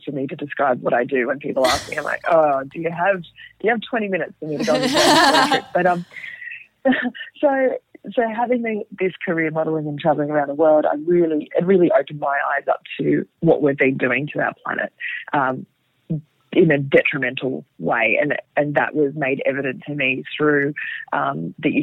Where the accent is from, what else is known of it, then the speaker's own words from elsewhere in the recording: Sydney, New South Wales, Australia; I grew up in Sydney and, you know, lived at the beach and in the bush through my childhood.